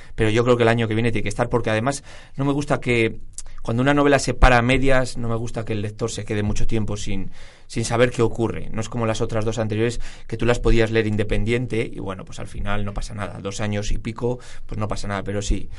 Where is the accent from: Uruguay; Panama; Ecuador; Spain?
Spain; Burgos, Castile and León; soy burgalés